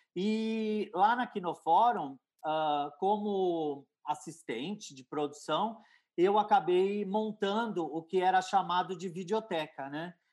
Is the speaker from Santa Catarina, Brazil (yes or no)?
no; Santos, São Paulo, Brazil